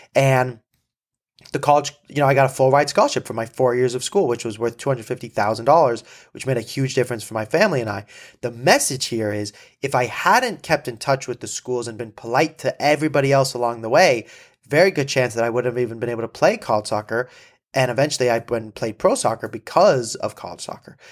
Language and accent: English; Malibu, California, United States; I'm from Malibu